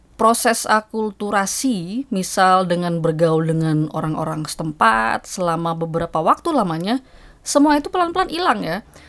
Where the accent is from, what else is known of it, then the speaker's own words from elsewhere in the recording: Yogyakarta, Special Region of Yogyakarta, Indonesia; moved away as an adult; now in New York, United States; Saya yang besar di kota Jogja, sehari-hari bicara dalam bahasa Indonesia kalau di rumah